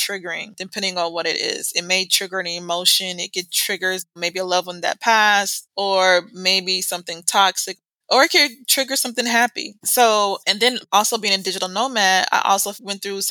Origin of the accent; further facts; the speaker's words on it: United States; accent: American; moved away; we automatically have what they say, an American accent